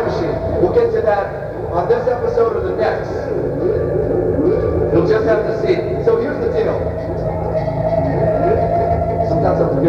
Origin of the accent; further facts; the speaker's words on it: Florida, United States; a kid growing up in Florida